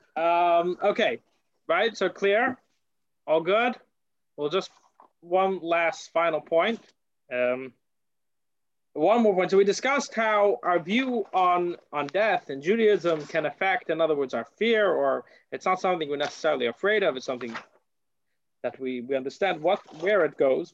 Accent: United States; moved away; I come from America

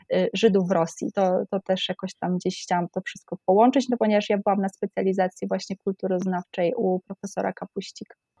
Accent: Oświęcim, Lesser Poland, Poland; moved away as an adult; Ja jestem ze Święcimia

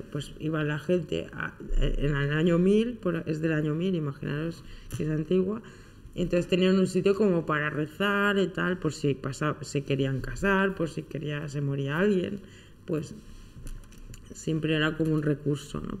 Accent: Soria, Castile and León, Spain; cerca de mi pueblo, en Soria

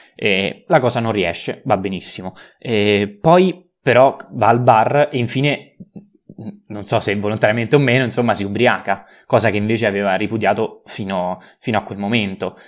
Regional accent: Rome, Lazio, Italy; da romano

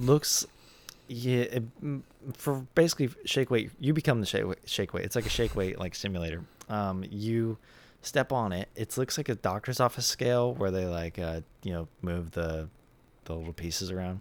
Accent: United States; I'm American

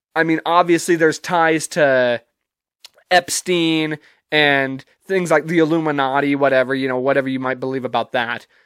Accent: United States; me as a, as an American

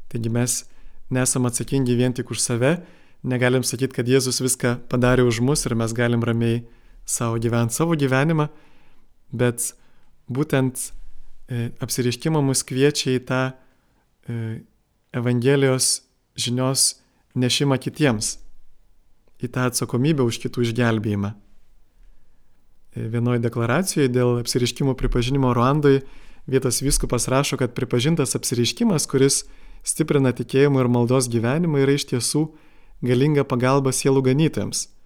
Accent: Lithuania; mes dar ilgai jaučiame kaip lietuviai tą nuoskaudą

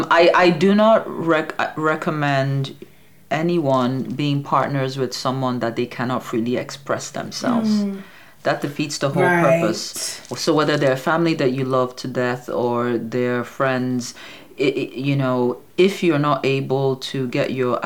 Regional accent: Nigeria; We're Igbo.

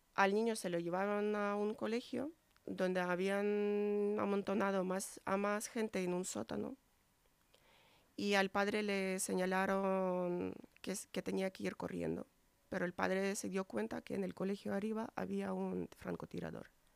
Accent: Ukraine; moved away; la situación en mi país

